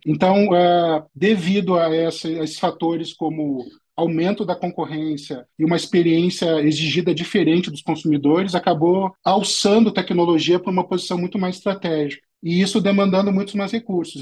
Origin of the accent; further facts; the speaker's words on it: Porto Alegre, Rio Grande do Sul, Brazil; eu sou natural de Porto Alegre, no Rio Grande do Sul né, lá que eu nasci em 73